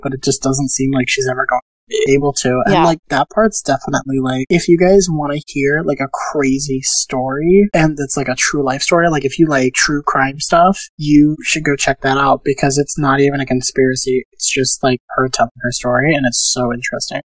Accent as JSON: {"language": "English", "region": "Pennsylvania", "country": "United States", "tie": "born or raised there", "moved": "yes", "lives_now": "New York City, United States", "said": "I am not in New York City. I'm back in Pennsylvania in my hometown"}